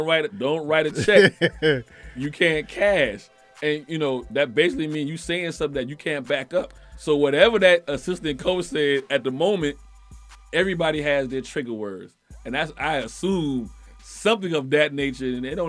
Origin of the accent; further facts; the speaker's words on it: Chicago, Illinois, United States; Yeah, I'm from Chicago. Right. West Side.